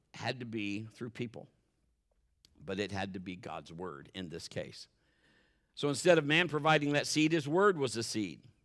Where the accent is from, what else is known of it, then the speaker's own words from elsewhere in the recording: Marion, United States; we were both born and raised in Marion